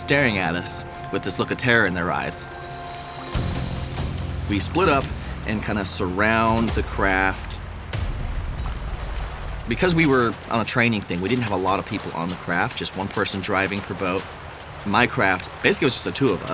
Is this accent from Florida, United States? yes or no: no; Frazier Park, California, United States; I am from Fraser Park, California